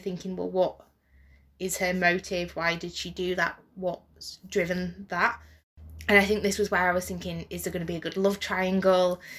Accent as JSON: {"language": "English", "country": "United Kingdom", "said": "we're British"}